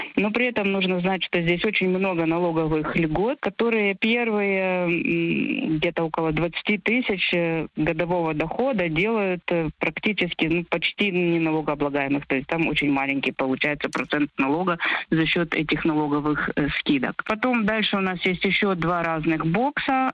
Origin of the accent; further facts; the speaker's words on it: Vinnytsia, Vinnytsia Oblast, Ukraine; moved away as an adult; now in Netherlands; Я сама из Винницы.